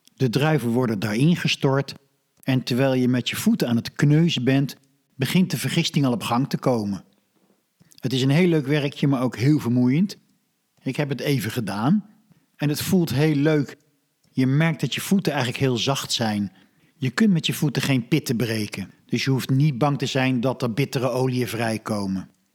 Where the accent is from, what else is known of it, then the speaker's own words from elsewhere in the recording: Netherlands; wij als Nederlanders